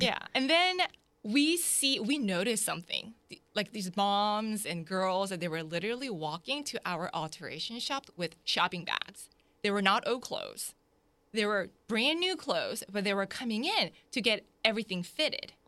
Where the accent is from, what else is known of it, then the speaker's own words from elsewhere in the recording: Jacksonville, Florida, United States; also born or lived in South Korea; My family immigrated here in nineteen ninety-one to Jacksonville, so I was raised here